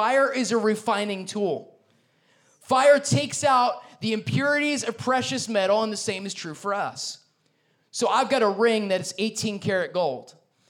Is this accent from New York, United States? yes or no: yes; New York, United States; because I'm a New Yorker